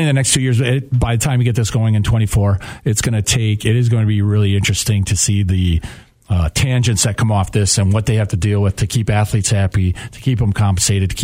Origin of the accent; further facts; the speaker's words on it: Midwest, United States; as a Midwesterner